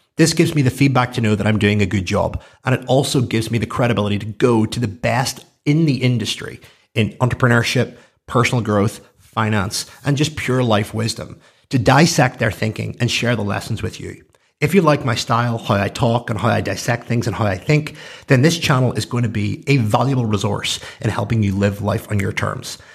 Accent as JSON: {"language": "English", "town": "Belfast", "region": "Northern Ireland", "country": "United Kingdom", "said": "I'm from Belfast."}